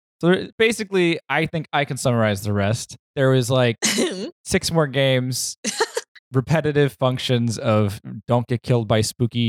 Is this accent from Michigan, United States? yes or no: yes; Detroit, Michigan, United States; I grew up in Detroit and there's peacocks running around in the city